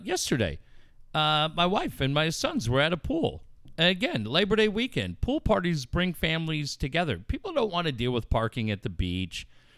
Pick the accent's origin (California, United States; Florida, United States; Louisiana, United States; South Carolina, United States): California, United States; Cardiff; also born or lived in Encinitas / Carlsbad; now in La Mesa, United States; I grew up in Encinitas, Cardiff. I mean, I really grew up in Cardiff, but I spent so much time in Encinitas, spent 8 years living in Carlsbad.